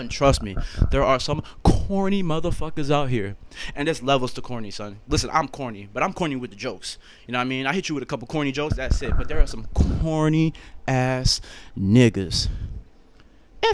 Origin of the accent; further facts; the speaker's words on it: Rhode Island, United States; I'm originally from Rhode Island, so the Northeast.